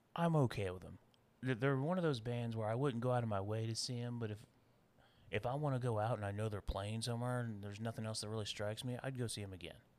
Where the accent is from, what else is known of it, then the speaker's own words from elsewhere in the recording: United States; being American